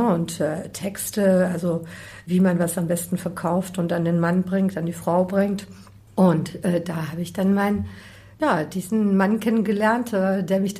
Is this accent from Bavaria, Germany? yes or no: yes; Bavaria, Germany; born there; Nein, so soll es natürlich nicht rüberkommen. Ja, ich bin in Bayern geboren.